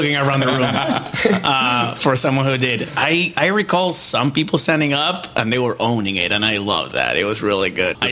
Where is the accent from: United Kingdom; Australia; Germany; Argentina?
Argentina; moved away as an adult; now in United States; I am from Argentina